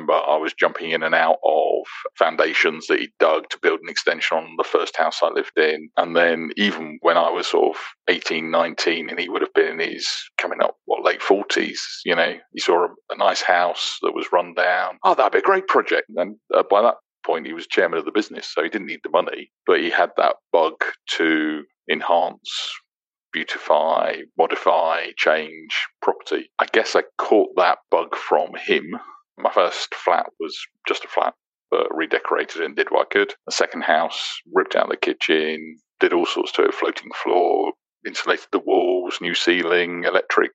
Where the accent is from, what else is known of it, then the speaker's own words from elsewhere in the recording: Aylesbury, South East England, United Kingdom; moved away as an adult; also born or lived in London / Plymouth / Bristol / Halifax; now in Dubai, United Arab Emirates; I was born in London, raised in Aylesbury, started work in Plymouth, moved to Bristol, moved to Halifax, moved to York, worked in Glasgow, London, Gibraltar, Luxembourg for a bit